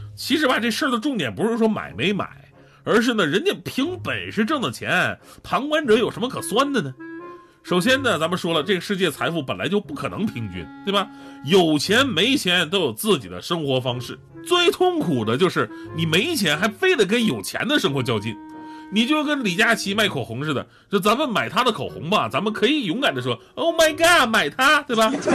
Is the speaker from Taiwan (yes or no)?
no; Northeast China, China; 我们东北人呢，真的不是这样的